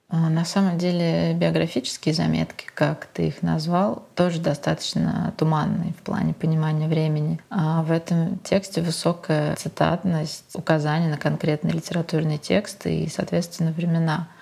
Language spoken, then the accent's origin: Russian; Moscow, Russia; moved away as an adult; now in Venice, Italy; Москвой, моим родным городом